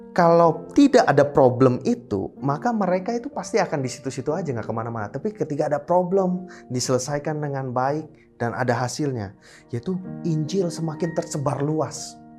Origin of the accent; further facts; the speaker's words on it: Indonesia; kami boleh lahir, tinggal besar di Indonesia